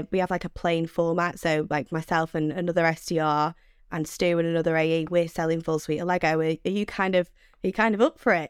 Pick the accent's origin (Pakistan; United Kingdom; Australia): United Kingdom; Manchester, North West England; accent: Mancunian; my screechy Mank accent